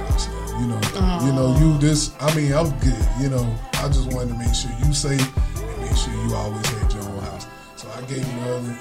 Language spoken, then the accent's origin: English; United States; moved away as an adult; also born or lived in West Greenville; from Edison. Southside. I actually was born on the street